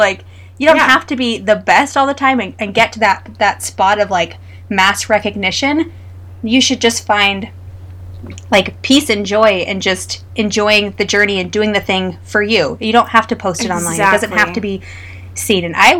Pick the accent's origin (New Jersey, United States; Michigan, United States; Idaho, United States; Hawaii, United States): Idaho, United States; we're from Idaho.